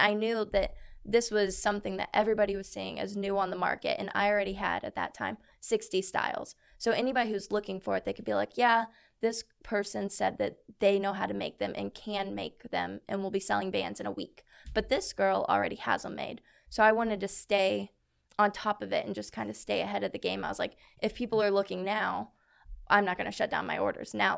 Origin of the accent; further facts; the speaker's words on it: Columbus, Indiana, United States; I'm from Columbus, Indiana.